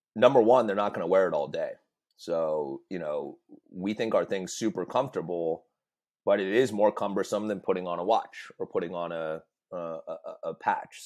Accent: United States; we're all American

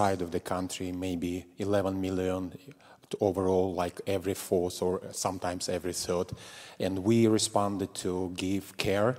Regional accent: Russia; moved away as an adult; now in Moldova; I was in my home country, Russia

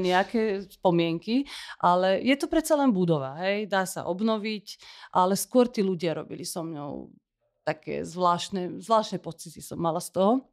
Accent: Syria; moved away as an adult; also born or lived in Damascus, Syria; now in Slovakia; Ja som sa narodila v Sýrii.

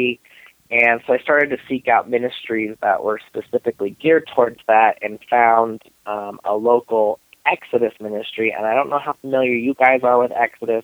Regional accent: Denver, Colorado, United States; I am in and around the Denver area

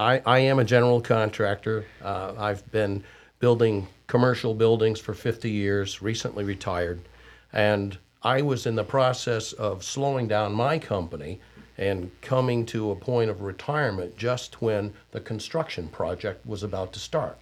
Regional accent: Syracuse, New York, United States; now in Cornelius, United States; I'm from Syracuse

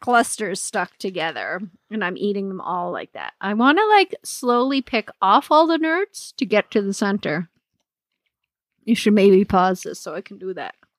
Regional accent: Nova Scotia, Canada; now in Alberta, Canada; I'm from Nova Scotia

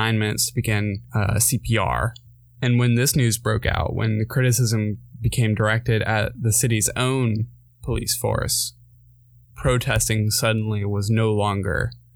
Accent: Winston-Salem, North Carolina, United States; my hometown in Winston

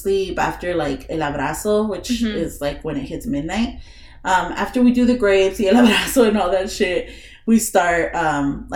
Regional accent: California, United States; moved away; I'm from California

